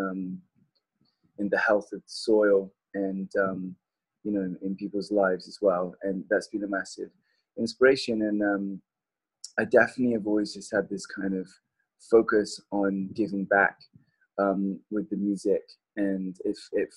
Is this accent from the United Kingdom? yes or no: yes; southern England, United Kingdom; now in California, United States; growing up in Southern England